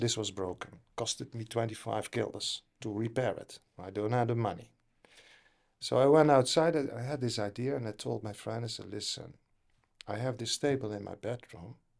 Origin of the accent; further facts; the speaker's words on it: Netherlands; Originally from the Netherlands.